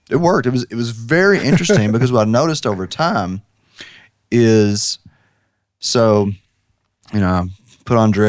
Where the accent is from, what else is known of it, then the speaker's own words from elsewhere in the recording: United States; I grew up in Washington County very rural High Street is where all the black people lived.